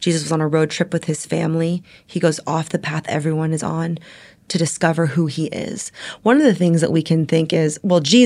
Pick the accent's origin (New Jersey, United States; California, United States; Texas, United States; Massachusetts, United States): California, United States; Bay Area; I grew up in the Bay Area where social media started